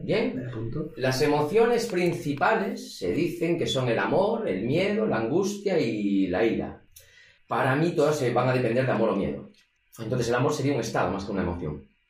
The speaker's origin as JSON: {"language": "Spanish", "town": "Vigo", "region": "Galicia", "country": "Spain", "said": "yo soy de Vigo"}